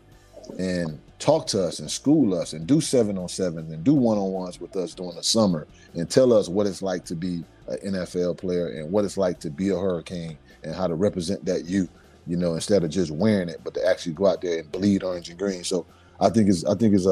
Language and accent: English; Miami, Florida, United States; growing up in Liberty City, going to Lily C. Evans Elementary School